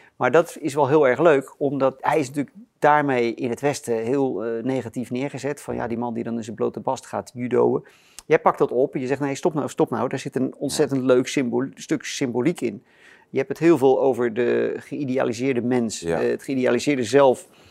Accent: Rotterdam, South Holland, Netherlands; Ik ben in Rotterdam geboren

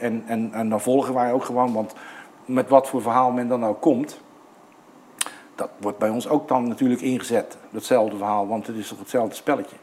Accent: Netherlands; now in New South Wales, Australia; en ik was de uitzondering als Nederlander.

